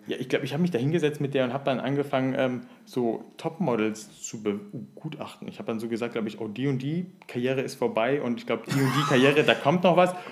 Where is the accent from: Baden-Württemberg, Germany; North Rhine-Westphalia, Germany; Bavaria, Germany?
North Rhine-Westphalia, Germany; Siegen; moved away as an adult; so mit 18, 19 richtig schön, bevor ich halt äh, weggegangen bin aus Siegen